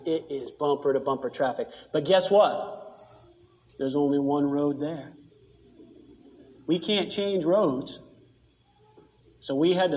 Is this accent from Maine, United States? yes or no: yes; Maine, United States; I come from Maine. I grew up on the ocean